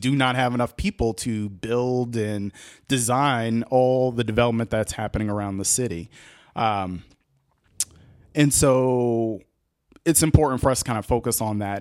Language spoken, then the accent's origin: English; Boston, Massachusetts, United States; moved away as an adult; also born or lived in Ohio; now in Columbus, United States; growing up in Boston, that's how I got to school.